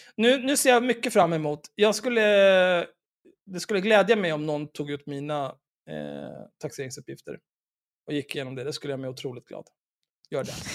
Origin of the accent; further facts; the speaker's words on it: Stockholm, Stockholm County, Sweden; jag är född och uppvuxen i Stockholm